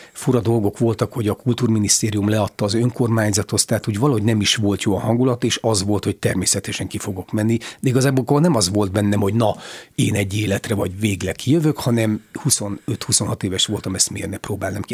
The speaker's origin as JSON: {"language": "Hungarian", "town": "Odorheiu Secuiesc", "region": "Harghita County", "country": "Romania", "tie": "born or raised there", "also_born_or_lived": "Târgu Mureș", "moved": "as an adult", "said": "Én Székelyudvarhelyen születtem, ott végeztem a középiskolát, és aztán Marosvásárhelyen a színművészeti főiskolát."}